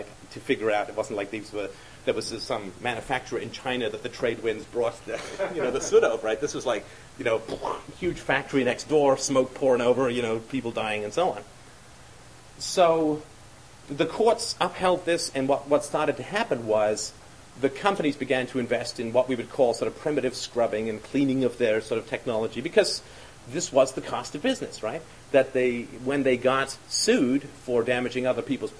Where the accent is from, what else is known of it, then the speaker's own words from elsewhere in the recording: London, United Kingdom; I grew up in London